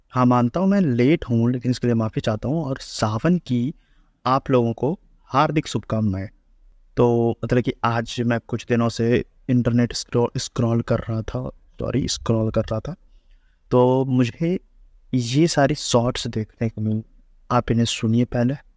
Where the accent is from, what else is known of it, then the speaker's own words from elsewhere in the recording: Mithila, Bihar, India; मैं मिथिला से आता हूँ